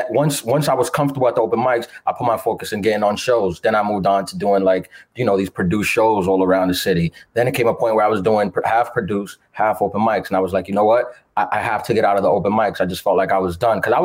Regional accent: New York City, New York, United States; I was born and raised in Queens, New York

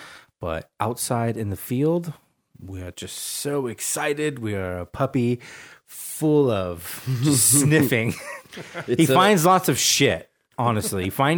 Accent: Portland, Oregon, United States; I'm from Portland

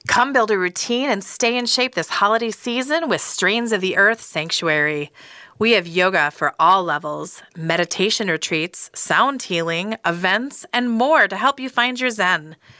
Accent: Minneapolis, Minnesota, United States; I'm from Minneapolis

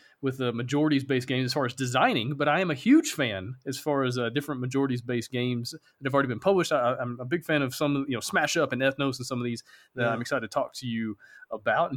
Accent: Alabama, United States

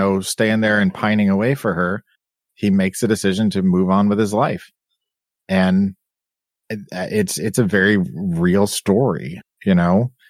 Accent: United States; as a you know, Westerner, as an American

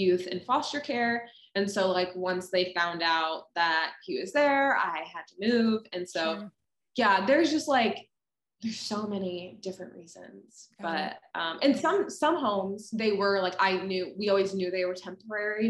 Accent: Ohio, United States; moved away as an adult; also born or lived in Minnesota; Ohio is where I grew up

